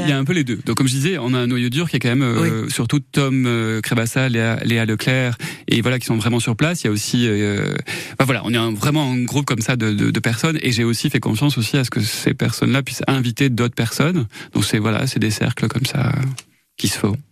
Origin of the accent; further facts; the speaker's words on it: Saint-Christol-lès-Alès, Occitania, France; je suis plutôt de Saint-Christophe-les-Alès, donc je suis né là-bas, j'ai grandi là-bas, 18 ans.